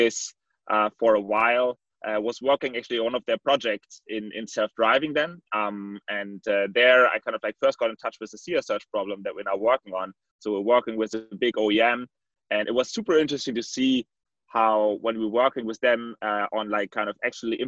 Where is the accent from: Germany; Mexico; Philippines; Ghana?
Germany; Berlin; moved away as an adult; also born or lived in Switzerland / Paris / London; I'm born and bred in East Berlin, and I kind of grew up more as a developer